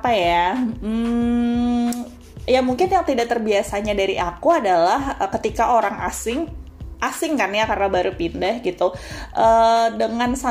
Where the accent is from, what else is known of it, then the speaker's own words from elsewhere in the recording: Kandangan, South Kalimantan, Indonesia; iya aku bilang e, saya orang kandangan saya orang Banjar Kalimantan Selatan gitu kan